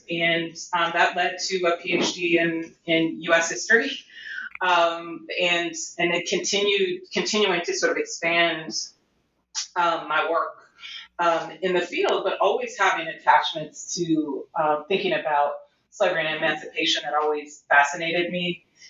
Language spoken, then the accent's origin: English; Los Angeles, California, United States; I was born and raised in Los Angeles, California.